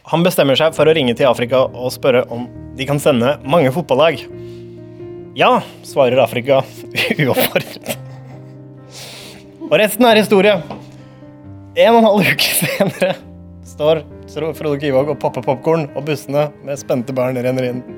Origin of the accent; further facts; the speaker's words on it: Oslo, Norway; Jeg har mye god Oslo-historie, eh, og jeg tenkte at det kunne være passende siden jeg er fra Nordstrand